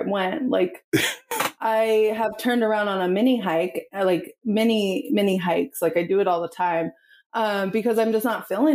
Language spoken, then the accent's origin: English; the Northwest, Pacific Northwest, United States; I'm from the Northwest.